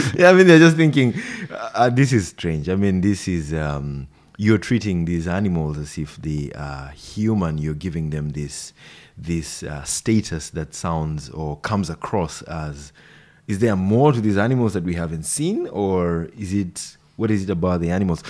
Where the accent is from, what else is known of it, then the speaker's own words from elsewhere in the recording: Nairobi, Kenya; first language Swahili; English is a second language; moved away as an adult; now in New Zealand; I've grown up in the capital city, Nairobi.